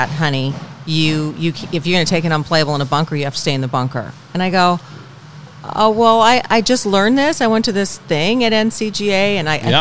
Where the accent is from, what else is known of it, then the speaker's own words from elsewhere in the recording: San Diego, California, United States; also born or lived in Tahoe / Bay Area / Pleasanton; now in Palm Desert, United States; I'm from San Diego originally